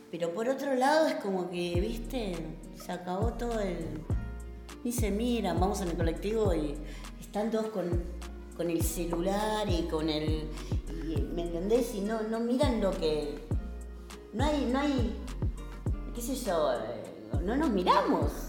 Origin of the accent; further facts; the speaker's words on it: Buenos Aires, Argentina; yo nací acá en Buenos Aires, pero mi mamá me había llevado a ver a mis abuelos a Santiago del Estero.